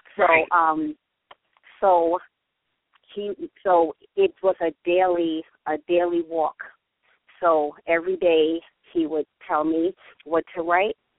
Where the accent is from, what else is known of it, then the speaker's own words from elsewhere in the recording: New York City, New York, United States; I have been born and raised in the Bronx.